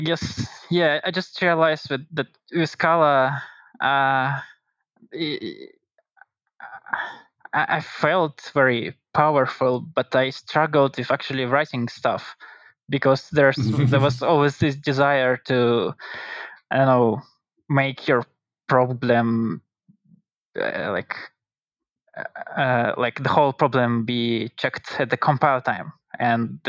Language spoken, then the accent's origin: English; Russia; I'm from Russia